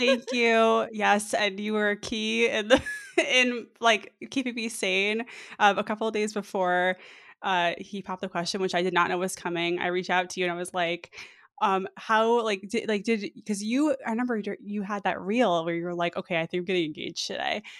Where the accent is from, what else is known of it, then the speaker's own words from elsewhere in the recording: New York, United States; moved away as an adult; now in Mountain View, United States; I'm from New York